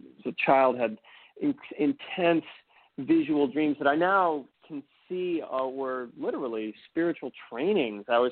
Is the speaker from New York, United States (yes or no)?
no; just outside of Boston, Massachusetts, United States; I grew up in just outside of Boston, very, very, American upbringing